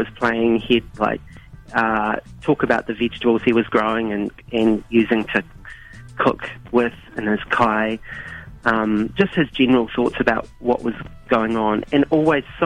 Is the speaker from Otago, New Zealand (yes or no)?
no; Christchurch, Canterbury, New Zealand; also born or lived in Auckland, New Zealand; now in Dunedin, New Zealand; originally I'm from Christchurch